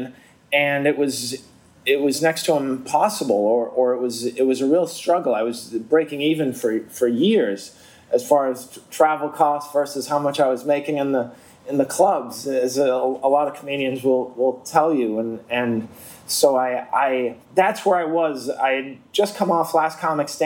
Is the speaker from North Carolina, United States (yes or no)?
no; Boston, Massachusetts, United States; growing up in Boston